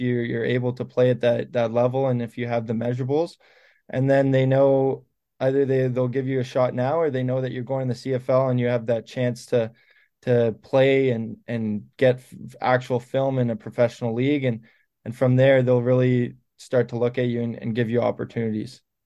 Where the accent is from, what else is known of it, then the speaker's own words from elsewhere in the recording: Canada; as Canadian kids